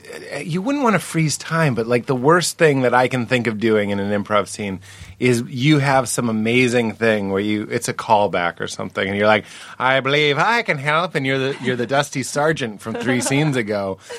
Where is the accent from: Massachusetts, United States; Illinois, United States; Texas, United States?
Massachusetts, United States; Boston; moved away; also born or lived in Chicago; I'm from Boston.